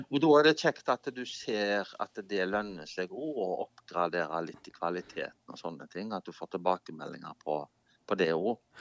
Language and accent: Norwegian; Norway; Jeg er jo nordmann